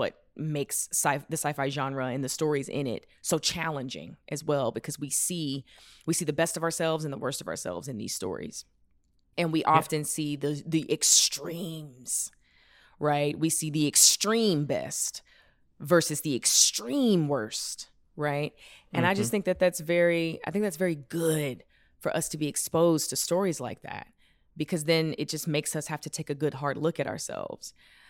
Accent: the South, United States; There were so many things I didn't know growing up in the South.

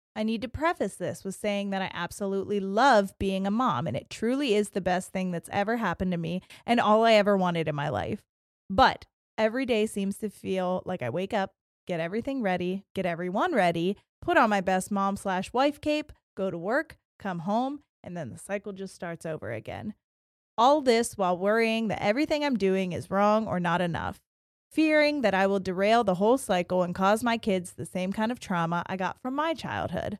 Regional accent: Ohio, United States; we're from Ohio

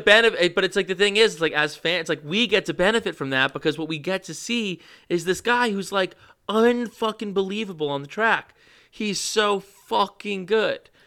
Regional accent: New York, United States; as a New Yorker who roots for shitty teams my entire life

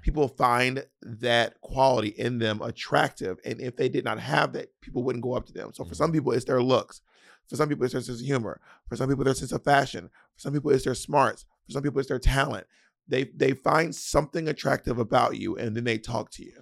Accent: the South, United States; accent: Southern; As a Southerner, people will imitate your Southern accent

